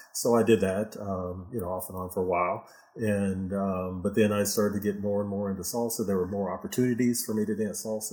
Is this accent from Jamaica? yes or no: no; Houston, Texas, United States; also born or lived in Michigan; mostly in Houston. Uh, yeah, I was born in, in Michigan, but uh, since I was six years old, I've been in Houston